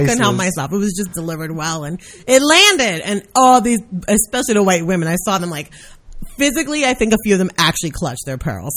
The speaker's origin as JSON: {"language": "English", "town": "New York City", "region": "New York", "country": "United States", "tie": "born or raised there", "said": "I'm from Brooklyn"}